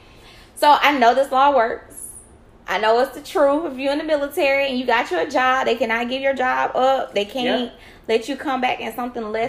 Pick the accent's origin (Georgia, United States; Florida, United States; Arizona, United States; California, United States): Georgia, United States; Columbus; I was raised in Columbus, so Fort Benning was like a big thing